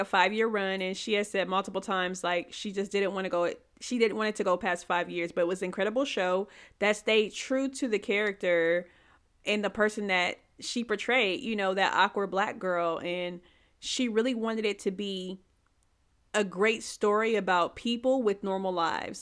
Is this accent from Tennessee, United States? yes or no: yes; Tennessee, United States; also born or lived in California; And I am from Tennessee